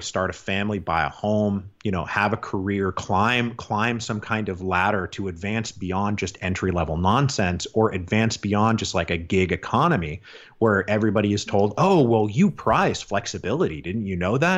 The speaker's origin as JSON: {"language": "English", "town": "Seattle", "region": "Washington", "country": "United States", "also_born_or_lived": "Portland / Vancouver, Canada", "moved": "yes", "said": "I'm from Seattle originally. I don't live there anymore."}